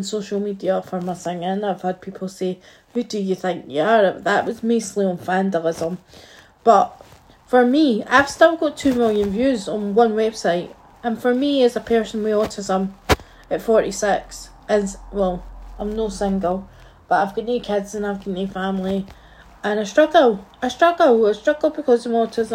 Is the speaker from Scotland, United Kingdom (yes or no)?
yes; Scotland, United Kingdom; I am a Scottish fan